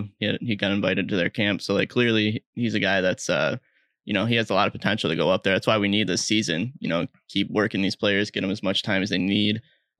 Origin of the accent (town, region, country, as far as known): Bloomington, Minnesota, United States; born or raised there